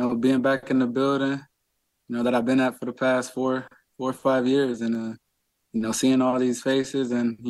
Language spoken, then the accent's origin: English; Cleveland, Ohio, United States; I'm from Cleveland, born and raised